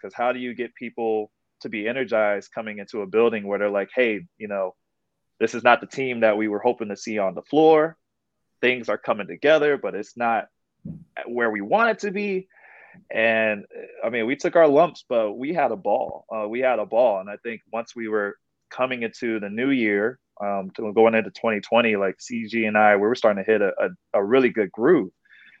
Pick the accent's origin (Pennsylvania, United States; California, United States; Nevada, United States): California, United States; San Francisco; moved away as an adult; now in New Orleans, United States; I was hosting back on the West Coast. I'm originally from San Francisco. So made the move here